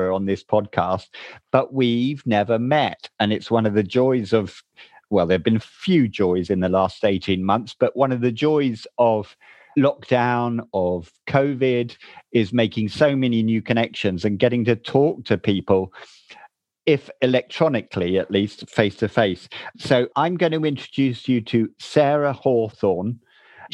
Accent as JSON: {"language": "English", "area": "Chiltern Hills", "region": "South East England", "country": "United Kingdom", "accent": "middle English", "said": "you don't come from the Chiltern Hills like me"}